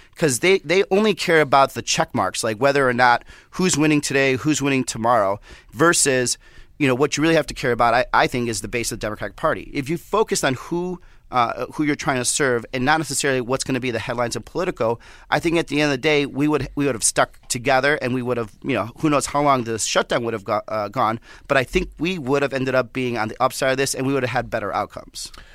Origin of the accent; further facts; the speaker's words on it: Southwest, United States; I'm from the Southwest